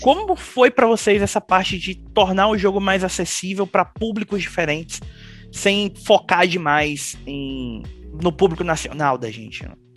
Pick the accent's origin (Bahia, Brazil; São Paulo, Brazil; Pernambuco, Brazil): Bahia, Brazil; eu sou baiano